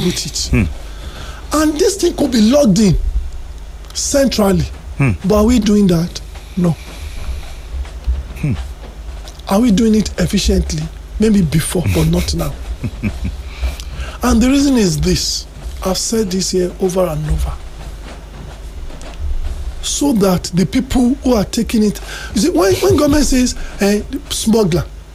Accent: Nigeria; we are Nigerian

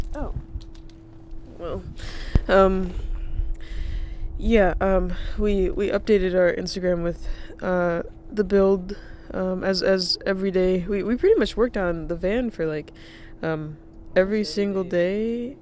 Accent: North Carolina, United States; moved away; also born or lived in Rhode Island; I grew up in North Carolina

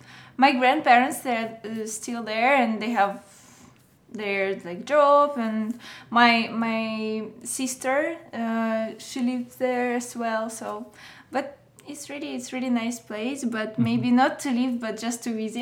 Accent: Moscow, Russia; English is a second language; I can say that it's, Russia is really different.

